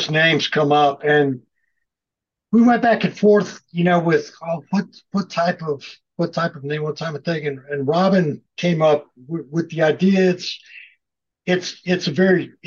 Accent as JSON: {"language": "English", "region": "South Carolina", "country": "United States", "said": "We're both from South Carolina"}